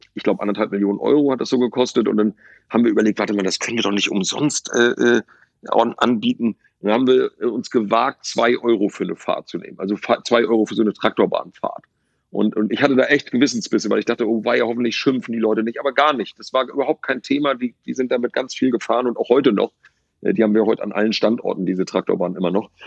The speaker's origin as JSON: {"language": "German", "town": "Lübeck", "region": "Schleswig-Holstein", "country": "Germany", "tie": "born or raised there", "also_born_or_lived": "Rostock", "moved": "yes", "said": "ich bin in Lübeck geboren"}